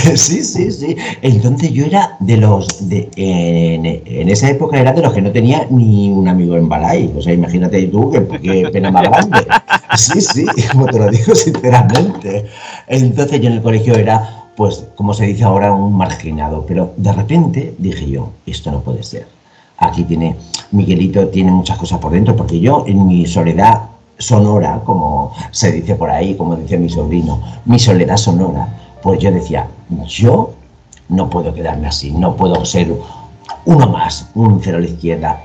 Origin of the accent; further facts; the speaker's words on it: Alicante, Valencian Community, Spain; Yo soy vengo de Alicante, soy bailarín.